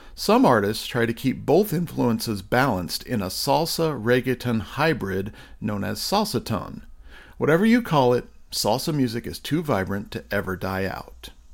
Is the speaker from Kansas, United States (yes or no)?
yes; Kansas, United States; I grew up in Kansas, far from the beating heart of salsa culture in the United States